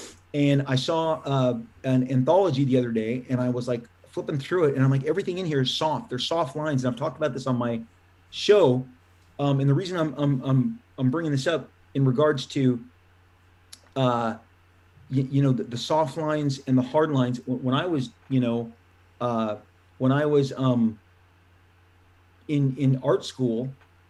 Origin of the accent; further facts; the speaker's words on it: Orange County, California, United States; I grew up with Art in Orange County here